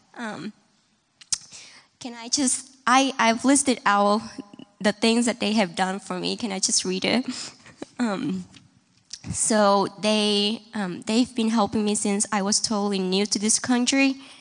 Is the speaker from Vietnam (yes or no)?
yes; Vietnam; now in Kansas City, United States; I'm from Vietnam